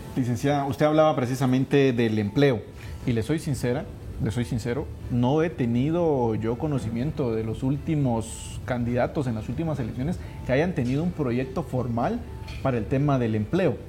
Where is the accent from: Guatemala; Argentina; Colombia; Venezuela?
Guatemala; como Guatemala, como guatemaltecos y como país